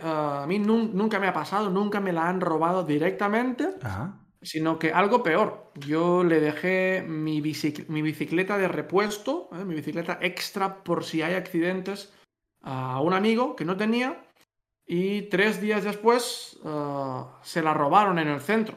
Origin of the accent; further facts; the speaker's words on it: Catalonia, Spain; moved away; los dos somos catalanes